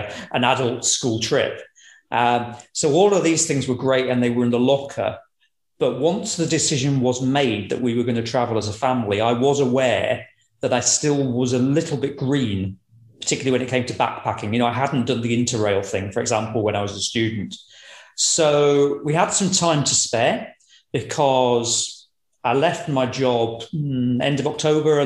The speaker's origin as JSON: {"language": "English", "area": "Lincolnshire", "region": "East Midlands", "country": "United Kingdom", "tie": "born or raised there", "moved": "as an adult", "lives_now": "Edinburgh, United Kingdom", "said": "I grew up in Lincolnshire, so that's the predominant accent."}